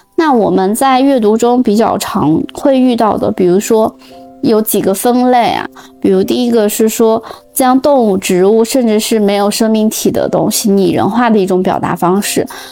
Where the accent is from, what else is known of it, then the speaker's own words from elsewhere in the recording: northern China, China; moved away; also born or lived in Europe; 以前小时候在北方就习惯了，反正冬天一定会开暖气